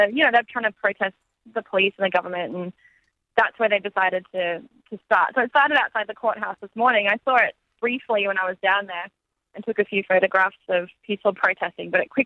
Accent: Brisbane, Queensland, Australia; born or raised there; moved away as an adult; now in Los Angeles, United States

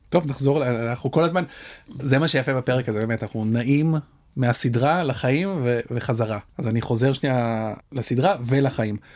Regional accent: Kiryat Ono, Tel Aviv District, Israel; כשאני גדלתי בקריית אונו

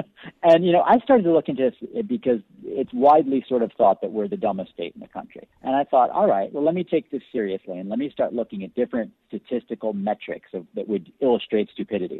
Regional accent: Buffalo, New York, United States; also born or lived in Chicago / Bend, Oregon; now in Florida, United States; I grew up in the Buffalo area, and I've also lived in Chicago too. But Buffalo is really my hometown.

